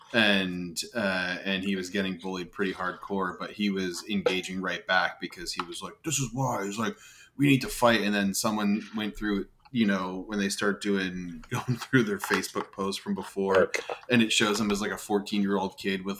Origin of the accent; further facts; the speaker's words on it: New Jersey, United States; growing up in New Jersey as a Yankees fan